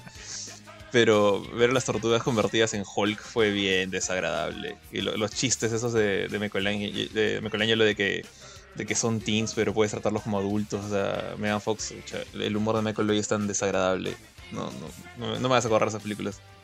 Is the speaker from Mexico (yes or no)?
no; Peru; acá Perú las cosas llegan tarde